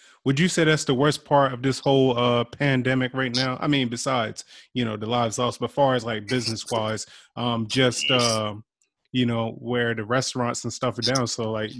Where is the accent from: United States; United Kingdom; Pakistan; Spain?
United States; Eastern Shore, Virginia; moved away; I'm from the Eastern Shore.